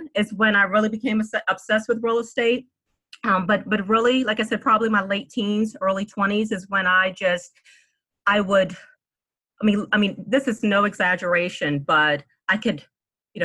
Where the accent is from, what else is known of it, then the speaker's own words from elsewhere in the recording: Washington, District of Columbia, United States; also born or lived in New Orleans, Louisiana; I was born in New Orleans and moved to the DC area as a little girl